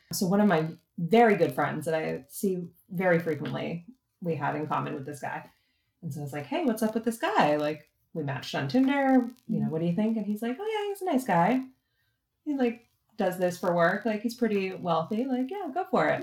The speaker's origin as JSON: {"language": "English", "region": "East Coast", "country": "United States", "also_born_or_lived": "Boston", "moved": "yes", "lives_now": "San Diego, United States", "said": "I'm from the East Coast"}